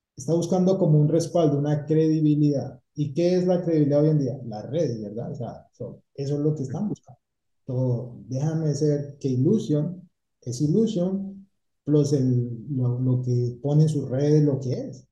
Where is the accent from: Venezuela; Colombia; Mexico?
Colombia; Cali, Valle del Cauca; moved away as an adult; now in Tampa, United States; soy de Cali